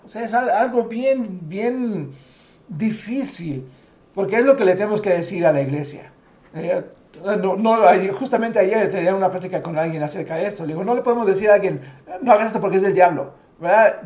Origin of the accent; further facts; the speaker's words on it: Mexico; siendo mexicanos